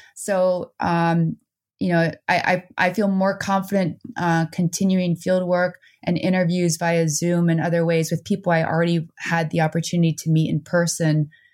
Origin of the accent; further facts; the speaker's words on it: New Jersey, United States; also born or lived in Netherlands; now in Vermont, United States; I moved to New Jersey